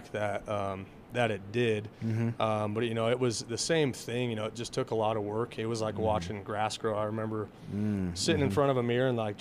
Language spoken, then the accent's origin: English; Craig, Colorado, United States; now in Alamosa, United States; growing up in Craig